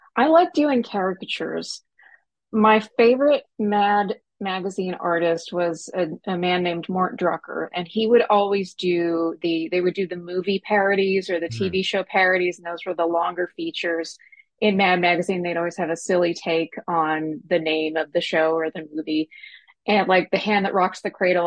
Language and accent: English; Snyder, Texas, United States; was raised in a rural West Texas town called Snyder. It's between Lubbock and Abilene